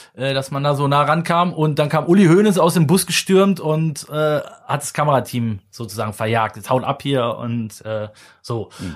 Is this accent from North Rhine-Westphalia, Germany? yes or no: yes; the Mönchengladbach area, North Rhine-Westphalia, Germany; ich komme ja aus der Ecke